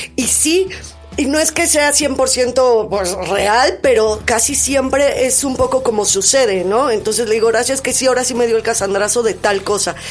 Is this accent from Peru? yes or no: no; Mexico City, Mexico; Yo nací en Coyoacán y en la casa de Coyoacán